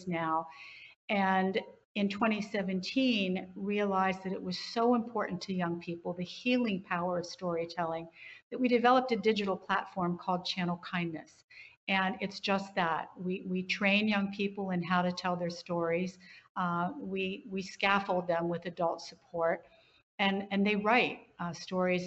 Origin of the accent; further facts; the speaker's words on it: West Virginia, United States; I grew up in West Virginia, and you just got on with it